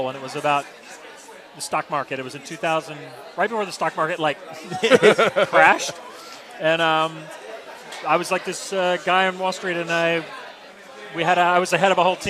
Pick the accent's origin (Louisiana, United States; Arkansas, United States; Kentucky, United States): Arkansas, United States; now in Los Angeles, United States; I grew up in Arkansas, and I played football and tennis